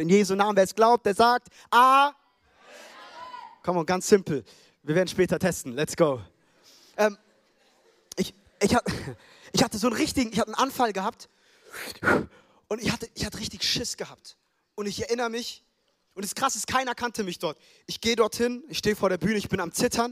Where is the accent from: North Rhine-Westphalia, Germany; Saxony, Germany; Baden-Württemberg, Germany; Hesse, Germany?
Hesse, Germany; Frankfurt; also born or lived in United States / Ethiopia (roots); now in Stuttgart, Germany; Ich bin in Frankfurt groß geworden